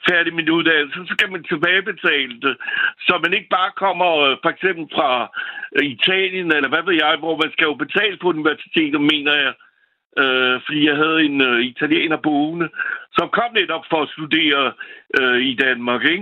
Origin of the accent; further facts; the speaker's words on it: France; now in Copenhagen, Denmark; Jeg er selv franskmand, og jeg er 61 år.